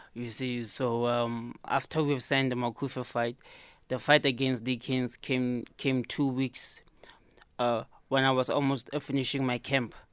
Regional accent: Free State, South Africa; in my hometown

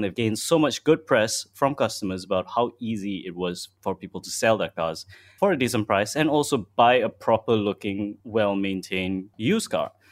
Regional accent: Malaysia; as a Malaysian

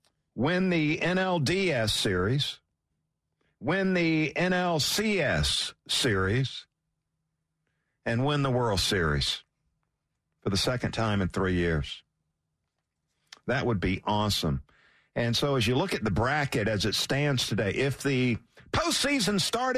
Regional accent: Philadelphia, Pennsylvania, United States; accent: Philly; It's my Philly accent, if you're wondering.

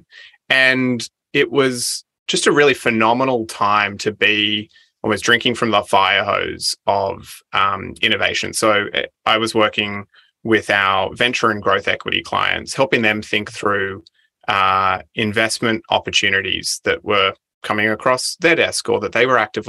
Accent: Central Coast, New South Wales, Australia; I grew up on the Central Coast, one of five siblings, had a really idyllic childhood.

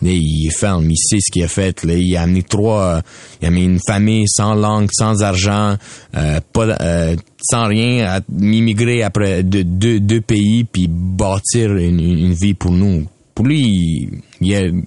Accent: Quebec, Canada; je suis un Canadien, je suis québécois.

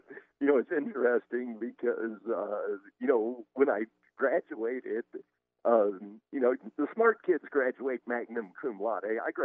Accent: St. Charles, Missouri, United States; also born or lived in Columbia, Missouri; Yeah, I grew up in St. Charles, Missouri. That is about 30 miles west of St. Louis. And, grew up there

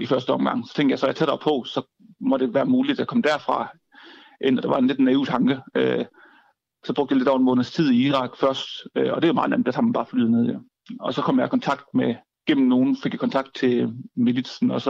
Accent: Southern Jutland, Southern Denmark, Denmark; jeg flyttede tilbage til Sønderland, hvor jeg kommer fra

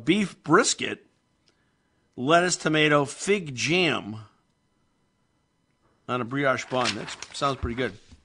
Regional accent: Meriden, Connecticut, United States; I grew up in Meriden

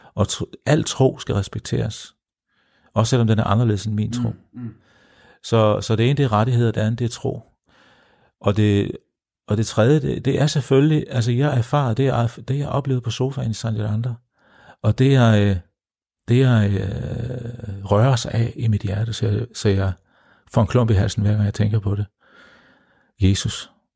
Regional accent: Denmark; mine, mine kære landsmænd

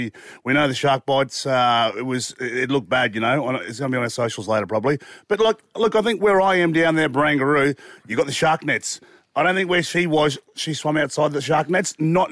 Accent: North Queensland, Australia; I'm a young man who, or not young now, but I grew up in North Queensland

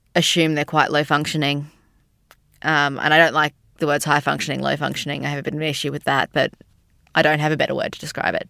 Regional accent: Sydney, New South Wales, Australia; moved away as an adult; now in Melbourne, Australia; I'm from Sydney, but living in Melbourne for the last five or so years.

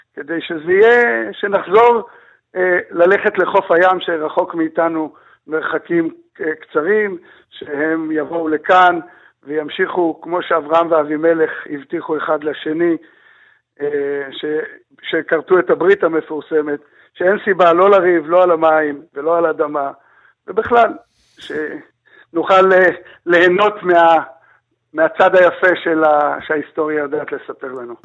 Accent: Be'eri, Southern District, Israel; אני חי בבארי, גדלתי בבארי, נולדתי בבארי

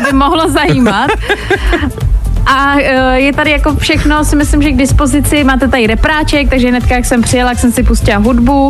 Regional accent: Česká Lípa, Liberec Region, Czechia; Já vlastně sama pocházím z Český Lípy, což je kousek

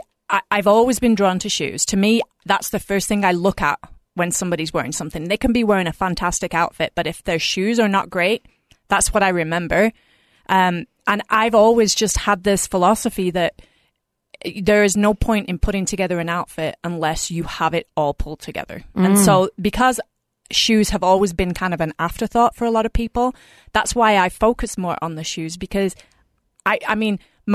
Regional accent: England, United Kingdom; moved away as an adult; So I moved from England about 20 years ago, and I did because I had family over here

